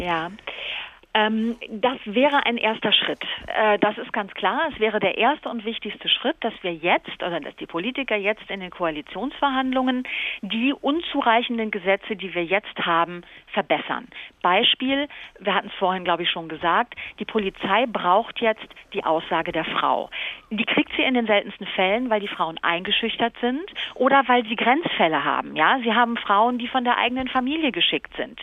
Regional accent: Cologne, North Rhine-Westphalia, Germany; bei uns in Köln

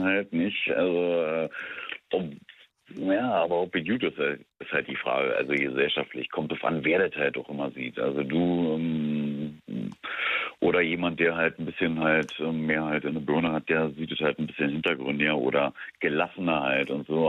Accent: Brandenburg, Germany; now in Berlin, Germany; zugezogen eigentlich Brandenburger

